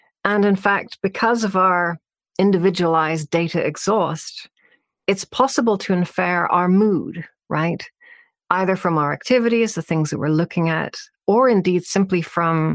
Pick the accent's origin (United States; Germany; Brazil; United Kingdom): United Kingdom; Northern Ireland; I grew up in Northern Ireland